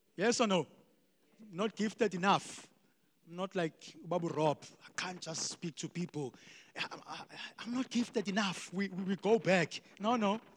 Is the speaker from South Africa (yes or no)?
yes; Eastern Cape, South Africa; I grew up in the Eastern Cape.